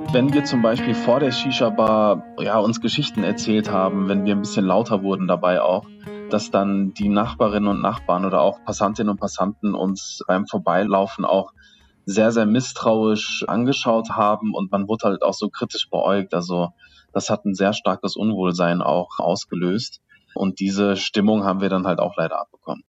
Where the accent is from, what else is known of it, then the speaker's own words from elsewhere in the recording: Duisburg, North Rhine-Westphalia, Germany; Ich bin im Duisburger Norden aufgewachsen